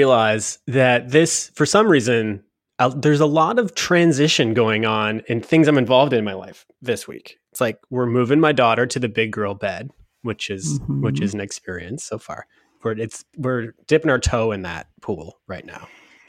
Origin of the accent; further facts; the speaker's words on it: Waterloo, Ontario, Canada; My hometown.